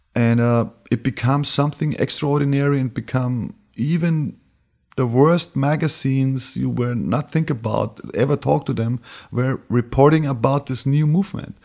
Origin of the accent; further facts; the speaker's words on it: Bavaria, Germany; moved away; also born or lived in Berlin / New York; I was born in Bavaria, moved to Berlin, went to New York, and went back